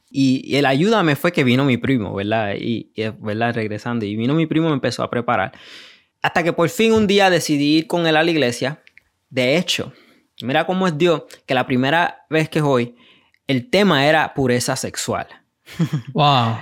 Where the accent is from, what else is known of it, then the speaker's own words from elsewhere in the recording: Puerto Rico; also born or lived in New York; vengo de Puerto Rico, eh, nací en Nueva York. Eh, y de ahí me crié en Puerto Rico